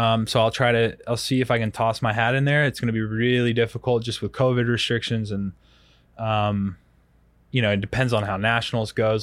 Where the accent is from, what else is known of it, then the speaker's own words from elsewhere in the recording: Rock Hill, South Carolina, United States; now in Colorado Springs, United States; I'm from Rock Hill originally, so, like, Rock Hill, South Carolina